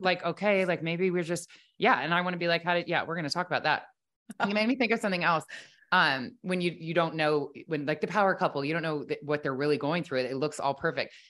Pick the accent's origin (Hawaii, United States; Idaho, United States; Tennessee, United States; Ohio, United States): Ohio, United States; I grew up in Ohio, the oldest of four girls